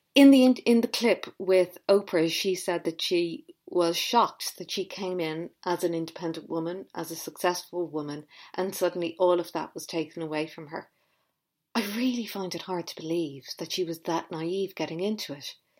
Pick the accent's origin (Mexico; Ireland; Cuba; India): Ireland; I grew up in Ireland